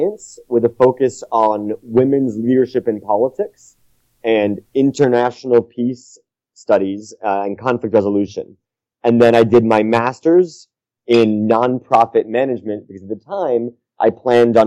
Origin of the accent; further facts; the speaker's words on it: New York City, New York, United States; I grew up in New York City in the United States